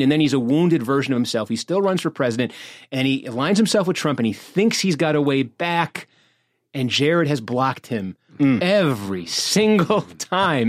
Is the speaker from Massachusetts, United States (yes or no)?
yes; Massachusetts, United States; I'm from Massachusetts